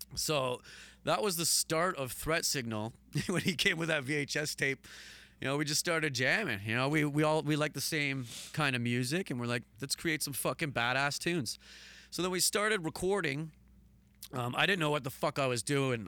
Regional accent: Hamilton, Ontario, Canada; I'm still in the same place

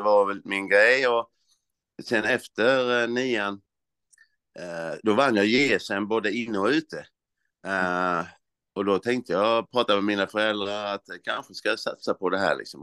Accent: Olofström, Blekinge, Sweden; now in Växjö, Sweden; jag sysslade ju hemma i Olofström, det var ju sjuan, åttan, nian framförallt, eh, alla idrotter

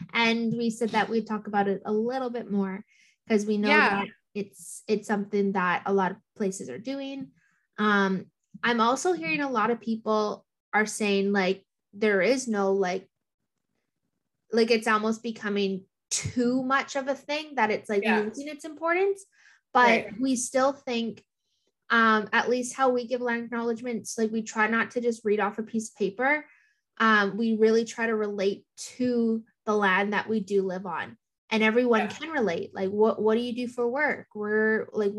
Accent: Thunder Bay, Ontario, Canada; also born or lived in Gull Bay First Nation; I grew up in Thunder Bay most of my life

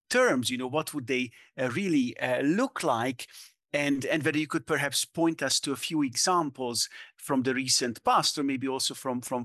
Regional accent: Budapest, Hungary; I grew up in Budapest in the 90s

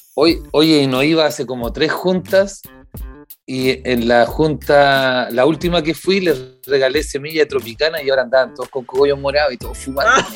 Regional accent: Puente Alto, Santiago Metropolitan Region, Chile; yo soy de Puente Alto.

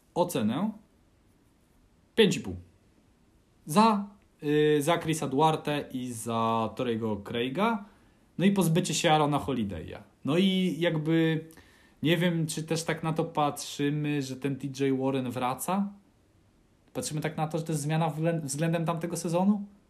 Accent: Puławy, Lublin Voivodeship, Poland; ja się wychowywałem w Puławach.

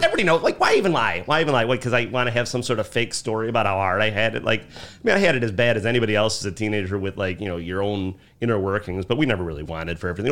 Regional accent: Chicago, Illinois, United States; also born or lived in Mount Greenwood, Chicago; I grew up in Beverly, and I live in Mount Greenwood

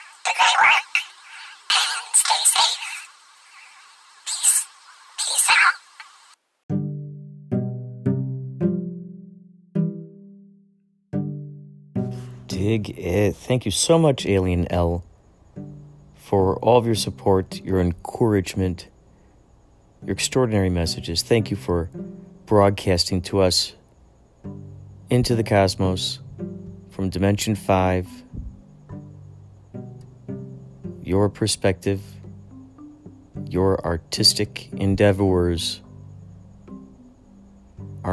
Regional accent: Illinois, United States; I grew up in Illinois

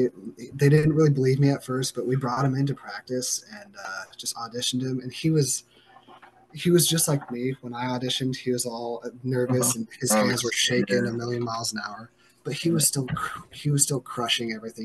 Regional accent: Post Falls, Idaho, United States; moved away as an adult; also born or lived in Casper, Wyoming; now in Spokane, United States; When I was about 5 or 6, I want to say, my parents moved us up to Northern Idaho in Post Falls.

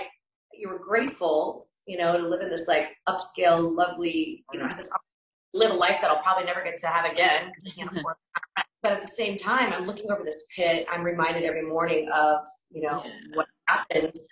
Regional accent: Arizona, United States; moved away; also born or lived in New York; I grew up in Arizona and my family's heritage is on the Mexican side

